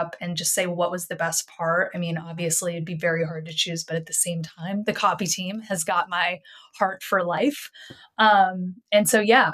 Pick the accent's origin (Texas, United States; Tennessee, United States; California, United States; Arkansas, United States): Texas, United States; moved away as an adult; also born or lived in Montreal, Canada; I grew up in Texas